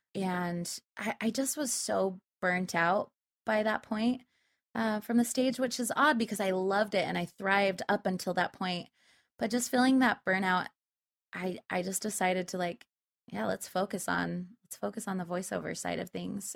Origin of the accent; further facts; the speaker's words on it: Spanish Fork, Utah, United States; I was raised in Utah, central Utah. It's a little, little farm town called Spanish Fork.